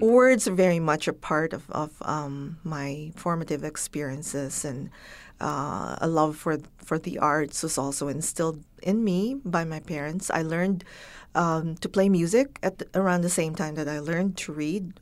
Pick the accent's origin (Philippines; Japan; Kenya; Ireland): Philippines; Baguio, Cordillera Administrative Region; first language Ilocano, Tagalog and English; moved away; I learned Ilocano, which is wh-, what we speak up north in Baguio.